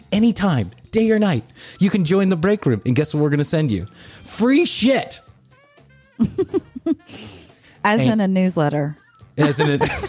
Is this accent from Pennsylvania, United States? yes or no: no; Chicago, Illinois, United States; We come from Chicago